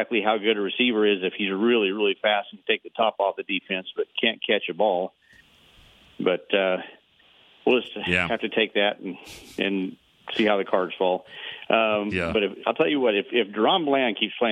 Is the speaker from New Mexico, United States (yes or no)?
yes; Hatch, New Mexico, United States; now in Las Cruces, United States; I grew up in Hatch, New Mexico, and we got our TV out of El Paso, Texas. So I grew up about 40 miles north here of Las Cruces, where I'm living now.